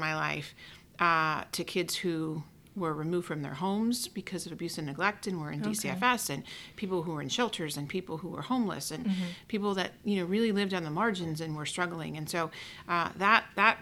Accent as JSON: {"language": "English", "town": "Oak Lawn", "region": "Illinois", "country": "United States", "tie": "born or raised there", "said": "I grew up in Oak Lawn, which is kind of just a little bit farther south of Mount Greenwood"}